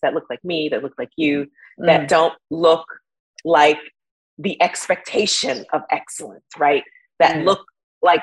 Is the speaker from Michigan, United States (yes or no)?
no; New York City, New York, United States; I grew up in Bed-Stuy, Brooklyn, you know, an underserved community